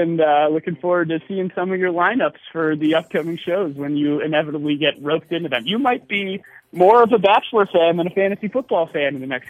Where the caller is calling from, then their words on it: Chicago, Illinois, United States; We're all Chicago-based. Most of us actually work remotely right now. So I'm calling from Puerto Escondido in Mexico.